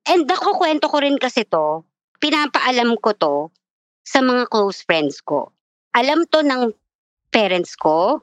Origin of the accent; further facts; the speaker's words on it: Quezon City, Metro Manila, Philippines; I'm from Quezon City